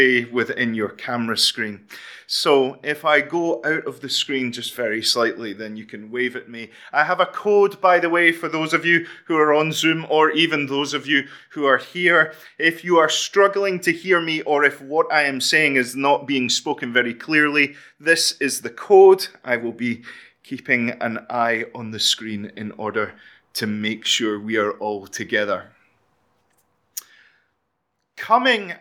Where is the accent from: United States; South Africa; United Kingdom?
United Kingdom; Fife, Scotland; I am from Fife.